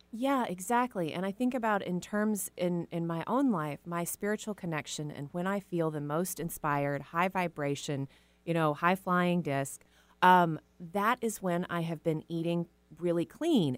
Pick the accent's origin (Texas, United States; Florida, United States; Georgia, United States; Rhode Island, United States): Texas, United States; I was raised in Texas